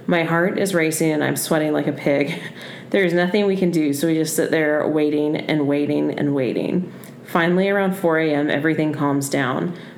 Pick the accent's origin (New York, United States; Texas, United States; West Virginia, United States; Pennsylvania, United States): Texas, United States; Sorry. I was born and raised in Texas. We got a lot of Texas people.